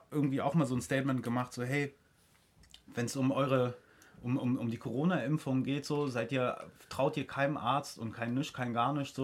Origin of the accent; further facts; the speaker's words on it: East Germany, Germany; Wir kommen aus der DDR